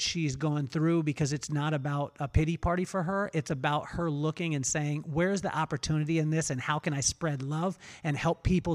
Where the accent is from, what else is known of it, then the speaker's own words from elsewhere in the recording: Lompoc, California, United States; I came from Lompoc, California.